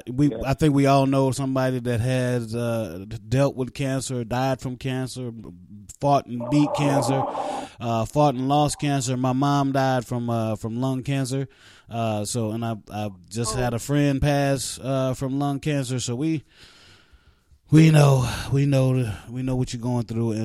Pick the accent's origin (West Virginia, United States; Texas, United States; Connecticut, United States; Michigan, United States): West Virginia, United States; I'm from West Virginia